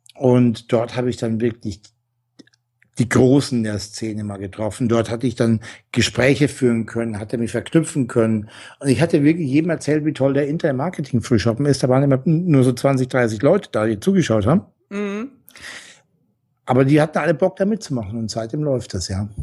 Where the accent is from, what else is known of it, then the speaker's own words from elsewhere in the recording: Franconia, Bavaria, Germany; moved away as an adult; also born or lived in Essen; ich komme aus dem Fränkischen